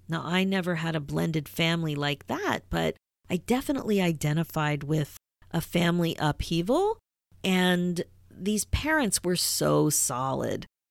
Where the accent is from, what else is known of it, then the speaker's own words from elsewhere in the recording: Philadelphia, Pennsylvania, United States; growing up in Philadelphia, Rocky was a big deal